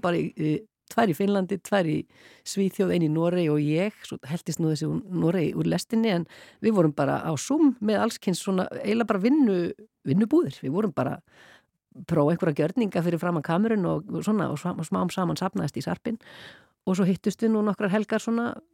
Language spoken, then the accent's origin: Icelandic; Iceland; ég var svo eina frá Íslandi